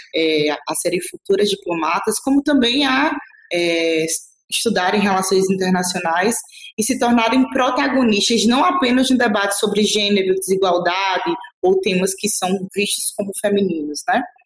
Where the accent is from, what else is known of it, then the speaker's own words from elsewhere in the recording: Northeast Region, Brazil; eu enquanto nordestina